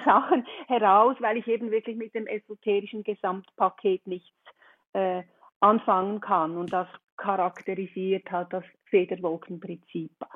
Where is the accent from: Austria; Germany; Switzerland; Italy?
Switzerland; komme ich aus der Schweiz